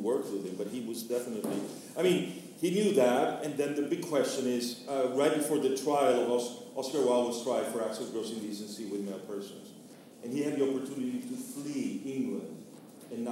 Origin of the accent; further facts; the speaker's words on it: Venezuela; I grew up in Venezuela in the 1970s and 80s